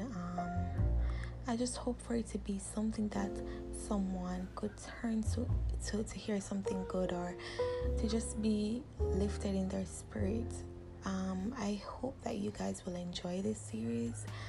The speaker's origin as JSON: {"language": "English", "country": "Jamaica", "also_born_or_lived": "Portmore", "said": "I am Jamaican. Um, I live in the city of Portmore"}